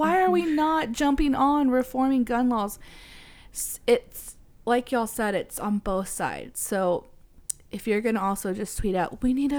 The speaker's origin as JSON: {"language": "English", "region": "Texas", "country": "United States", "said": "And, you know, we're from Texas. There's guns literally everywhere."}